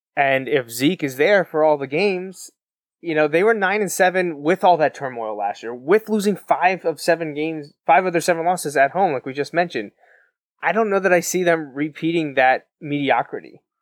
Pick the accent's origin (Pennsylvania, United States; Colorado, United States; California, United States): Pennsylvania, United States; South Central, Southeastern; we're from South Central, Southeastern Pennsylvania